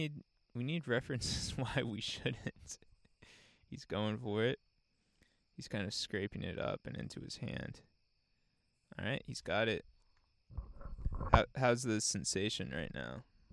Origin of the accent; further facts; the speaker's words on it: Franklin, Indiana, United States; now in Bloomington, United States; I wonder what's going on in my hometown. So I looked up Franklin, Indiana